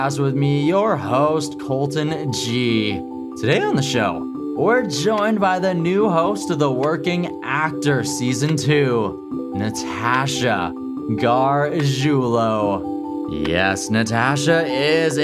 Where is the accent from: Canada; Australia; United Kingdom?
Canada; Saskatchewan; now in Kamloops, Canada; I'm originally from Saskatchewan